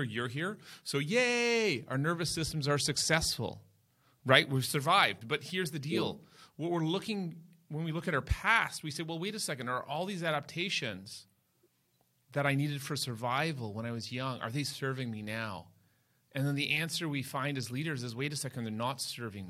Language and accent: English; Toronto, Ontario, Canada; I grew up in Toronto, Canada